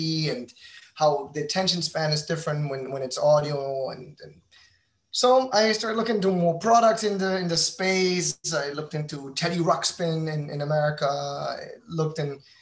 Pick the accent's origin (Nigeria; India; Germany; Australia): Germany; Berlin; moved away as an adult; also born or lived in New York; now in Miami, United States; I'm a German entrepreneur. I'm originally from Berlin, and I've been now living in the United States since 2015